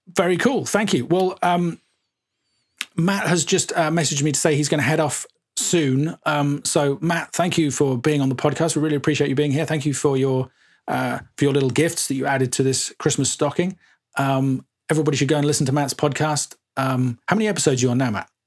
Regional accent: Suffolk, East of England, United Kingdom; I grew up in Suffolk

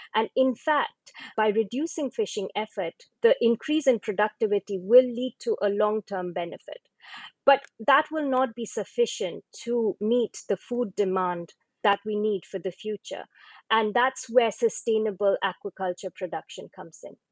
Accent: East India, India; I come from East India, and my region, as well as Bangladesh

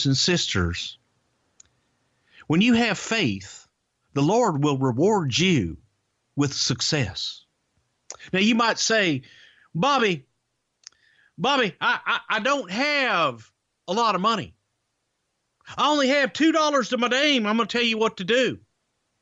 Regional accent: the South, United States; my childhood growing up in the South

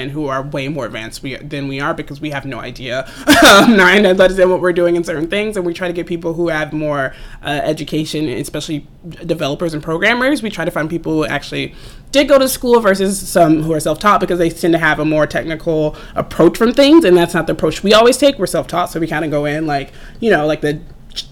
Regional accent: Atlanta, Georgia, United States; I'm from Atlanta actually originally

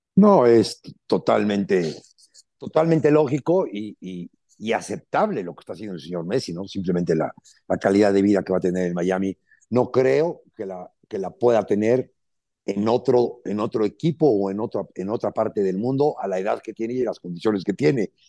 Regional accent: Alvarado, Veracruz, Mexico; yo soy de Alvarado

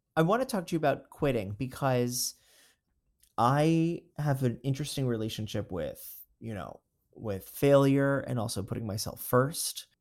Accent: Florida, United States; also born or lived in Long Island, New York; now in New York, United States; moved to Florida, grew up in Florida

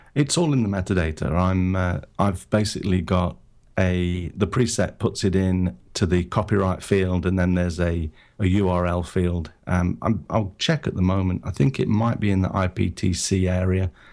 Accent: United Kingdom; moved away as an adult; now in Japan; I'm originally from Britain. I'm, I'm based in Japan now. Lived here for twenty-five years or so.

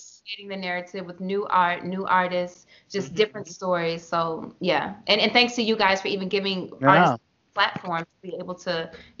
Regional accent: Baltimore, Maryland, United States; born or raised there; moved away as an adult; also born or lived in New York

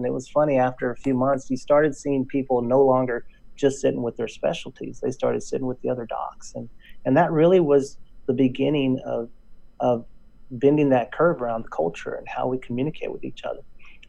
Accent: Texas, United States; accent: Texas drawl; I went back home to my hometown in West Texas. In case you don't notice a drawl, that's

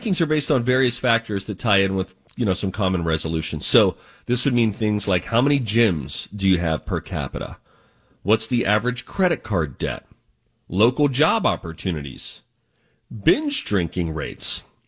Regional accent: Pittsburgh, Pennsylvania, United States; now in Minneapolis, United States; Pittsburgh, my hometown

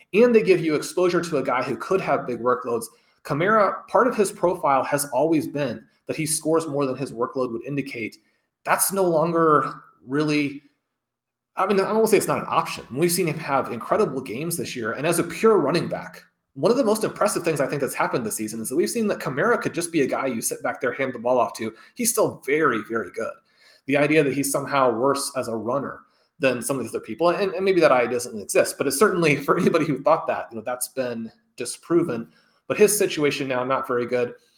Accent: Kansas City, Missouri, United States; growing up in Kansas City, a huge Chiefs fan

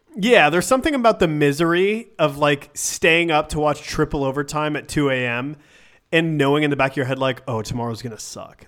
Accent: Syracuse, New York, United States; I'm from Syracuse, and my dad's, like, a Syracuse super fan

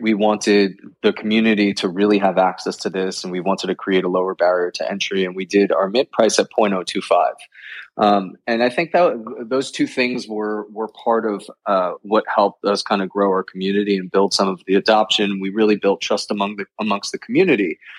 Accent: New York, United States; born and raised in New York

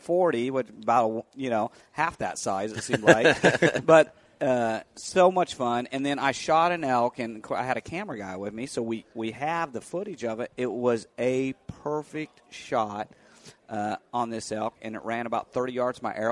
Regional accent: Kansas, United States; I grew up bird hunting in Kansas

